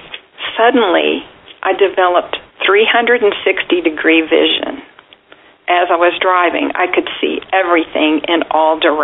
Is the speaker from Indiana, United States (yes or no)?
no; about 90 miles north of Houston, Texas, United States; moved away; My hometown was about 90 miles north of Houston.